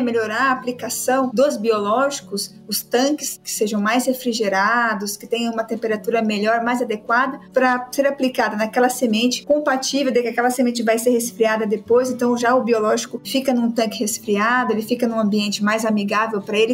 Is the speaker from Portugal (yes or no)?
no; Londrina, Paraná, Brazil; É 43, sou de Londrina